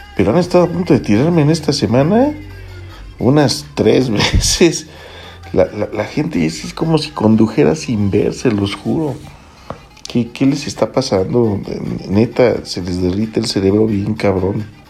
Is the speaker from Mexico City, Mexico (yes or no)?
yes; Mexico City, Mexico; soy chilango